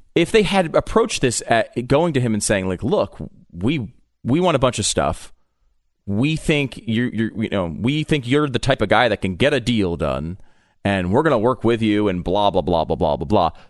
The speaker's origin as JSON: {"language": "English", "region": "New York", "country": "United States", "tie": "born or raised there", "also_born_or_lived": "Connecticut", "said": "I was born in New York. Um, I grew up, uh, partially in New York, partially in Connecticut"}